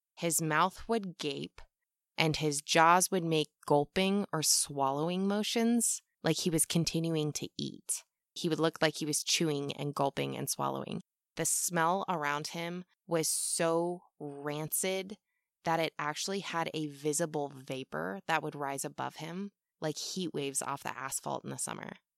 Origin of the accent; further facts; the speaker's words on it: United States; I'm American, we aren't taught much in school about things that don't revolve ab-, around the U S